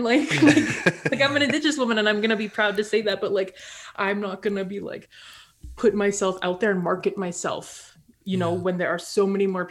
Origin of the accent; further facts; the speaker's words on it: Steinbach, Manitoba, Canada; I grew up in Steinbeck